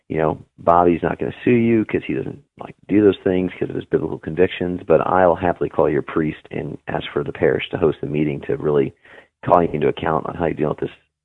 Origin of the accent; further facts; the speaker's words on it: Juneau, Alaska, United States; also born or lived in Anchorage; Juneau and Anchorage mostly.